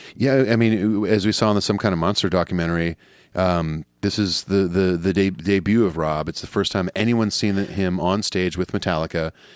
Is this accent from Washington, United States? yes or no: no; Southern California, United States; growing up in Southern California, like, you know, half of my junior high was Hispanic.